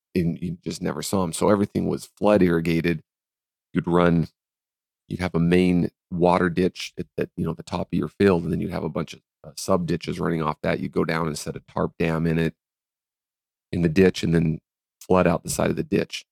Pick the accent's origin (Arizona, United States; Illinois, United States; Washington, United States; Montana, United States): Montana, United States; Fairfield; we grew up in Fairfield, Montana